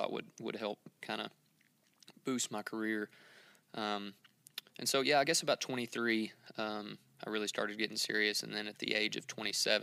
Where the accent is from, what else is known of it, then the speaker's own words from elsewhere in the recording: rural Western Kentucky, United States; I grew up in rural Western Kentucky